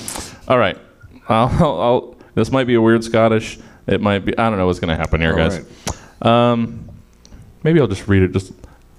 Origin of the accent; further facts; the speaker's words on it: Southern United States, United States; accent: Southern; Michael Caine is now going to be played by my Southern accent.